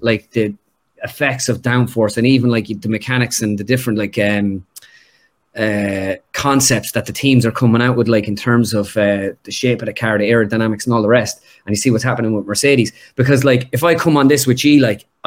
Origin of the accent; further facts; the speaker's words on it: Ireland; us being Irish